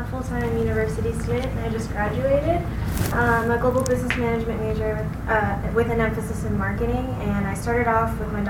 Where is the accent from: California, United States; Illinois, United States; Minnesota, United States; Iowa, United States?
California, United States; San Diego; I'm from San Diego.